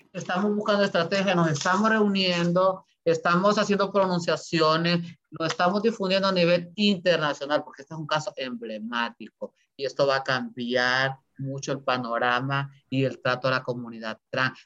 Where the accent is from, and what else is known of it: Honduras; moved away